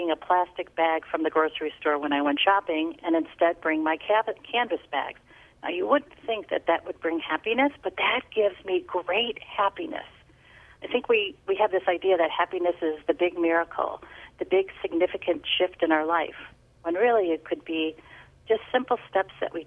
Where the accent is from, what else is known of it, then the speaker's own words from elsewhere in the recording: Chicago, Illinois, United States; also born or lived in New Jersey; I'm born and bred Chicago, lived in New Jersey for a short period of time